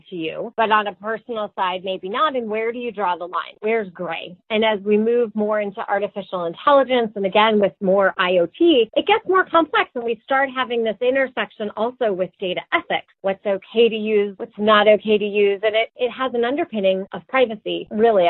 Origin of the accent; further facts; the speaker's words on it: Connecticut, United States; growing up in Connecticut